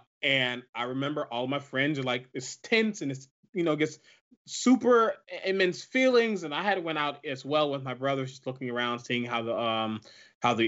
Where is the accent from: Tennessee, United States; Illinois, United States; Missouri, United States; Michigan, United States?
Missouri, United States; Ferguson; moved away; I was there in my hometown